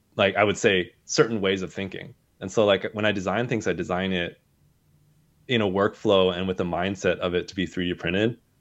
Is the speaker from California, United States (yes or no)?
yes; Southern California, United States; I grew up in Southern California